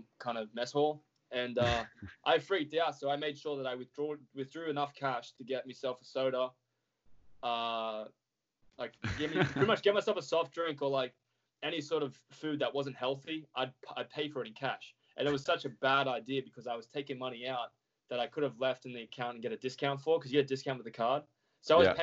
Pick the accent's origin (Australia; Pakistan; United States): Australia; as an Australian